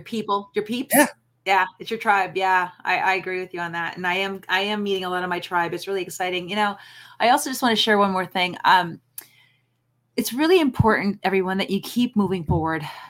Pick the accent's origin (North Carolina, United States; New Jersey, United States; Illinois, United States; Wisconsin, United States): Illinois, United States; Chicago; moved away; I'm from Chicago originally